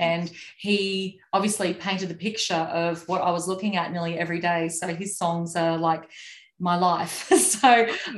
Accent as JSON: {"language": "English", "town": "Moranbah", "region": "Queensland", "country": "Australia", "tie": "born or raised there", "said": "town that I grew up in in Moranbah"}